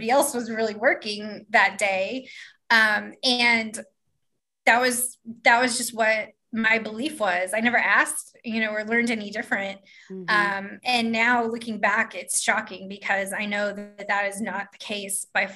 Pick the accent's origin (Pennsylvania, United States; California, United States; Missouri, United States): Missouri, United States; Kansas City; I grew up in the Northland in Kansas City, Missouri